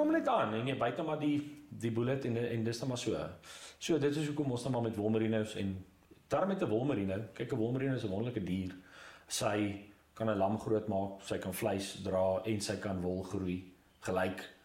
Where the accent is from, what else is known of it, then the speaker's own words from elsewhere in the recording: Ermelo, Mpumalanga, South Africa; also born or lived in Potchefstroom / Pretoria; ek was in eh, in Ermelo